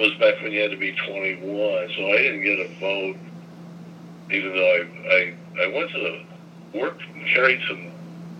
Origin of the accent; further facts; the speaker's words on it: Portland, Indiana, United States; growing up in Portland.